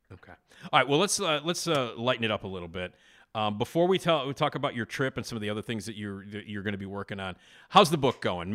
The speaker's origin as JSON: {"language": "English", "town": "Chicago", "region": "Illinois", "country": "United States", "tie": "born or raised there", "said": "I grew up on Addison, and they were on Irving. And, uh, you know, I lived at Addison and Lincoln"}